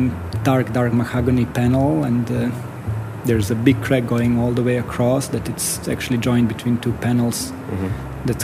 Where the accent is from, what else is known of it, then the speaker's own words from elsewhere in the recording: Sarajevo, Bosnia & Herzegovina; English is a second language; now in Winnipeg, Canada; I'm from former Yugoslavia, in Bosnia, Sarajevo